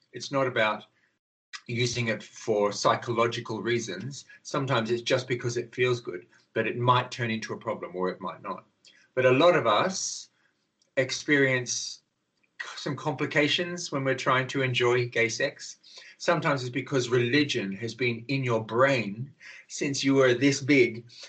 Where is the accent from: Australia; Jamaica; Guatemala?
Australia; now in London, United Kingdom; I'm Australian actually, but I live in London